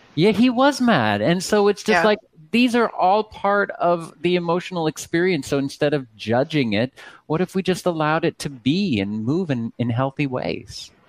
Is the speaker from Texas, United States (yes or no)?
yes; Texas, United States; I come from Texas, and my my father had a church in Sugar Land